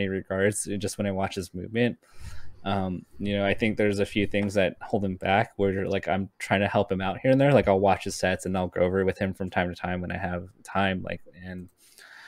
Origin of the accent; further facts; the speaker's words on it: Southern California, United States; I grew up in SoCal